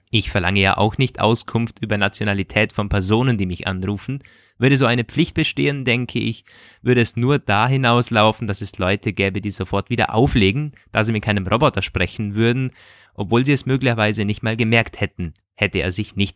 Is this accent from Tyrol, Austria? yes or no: yes; Tyrol, Austria; Wenn ich mir vorstelle, dass mein Handy für mich, ich komme aus Tirol, bei meinem Friseur anruft